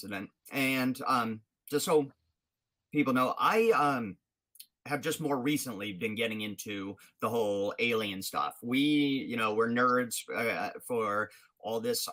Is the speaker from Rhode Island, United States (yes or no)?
yes; Rhode Island, United States; I'm from Rhode Island